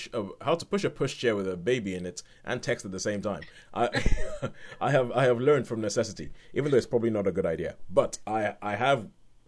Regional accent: Nigeria; accent: Nigerian; moved away; being Nigerian, when I speak with Nigerians for a long enough time, the accent gets thicker.

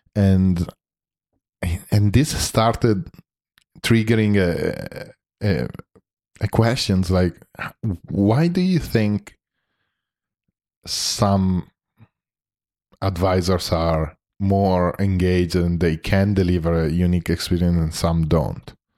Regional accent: Milan, Lombardy, Italy; we are both from Milan

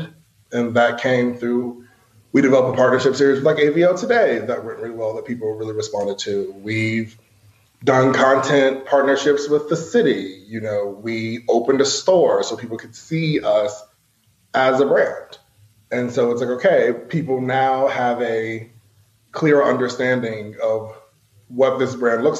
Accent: Asheville, North Carolina, United States; also born or lived in New York City; I'm from Asheville. So like I have done all the debutantes and the brigades and all that sort of thing.

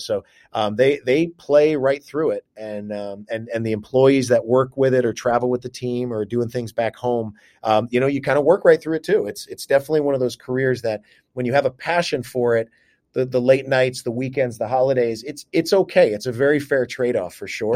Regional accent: New York, United States; moved away as an adult; also born or lived in Cleveland / Las Vegas; now in Seattle, United States; back home to my home state of New York

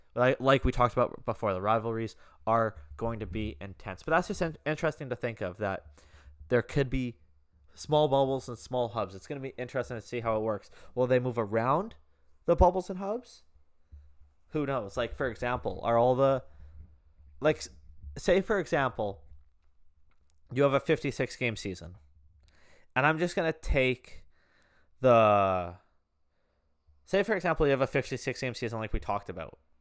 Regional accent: Canada; I'm Canadian

